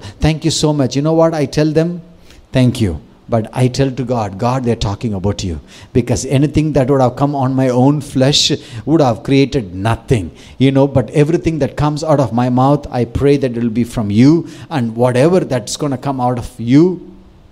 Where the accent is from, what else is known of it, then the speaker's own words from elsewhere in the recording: Tamil Nadu, India; I grew up thinking, first I'm Tamilian, second Indian.